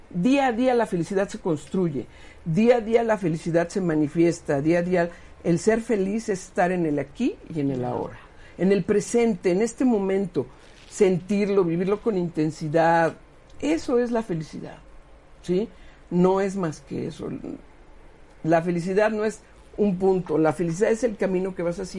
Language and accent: Spanish; San Pedro Cholula, Puebla, Mexico; yo, soy de Cholulandia. Este, que mira, que San Pedro Cholula está muy bien, ¿no?